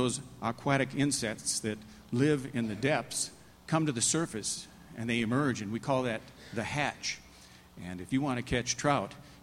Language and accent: English; Minnesota, United States; moved away; also born or lived in Jackson Hole, Wyoming; I grew up in Minnesota, land of 10,000 lakes